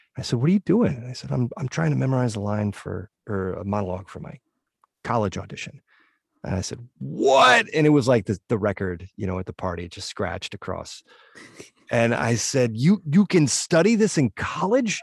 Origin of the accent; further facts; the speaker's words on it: northwestern Connecticut, United States; my hometown, this weird little nook in northwestern Connecticut